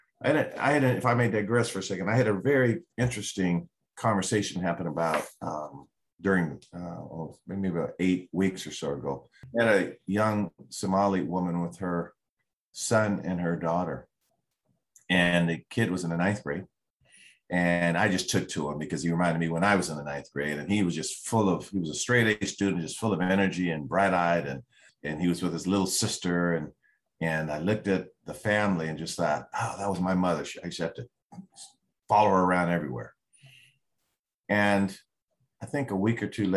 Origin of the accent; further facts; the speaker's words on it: Seattle, Washington, United States; I grew up in the Central District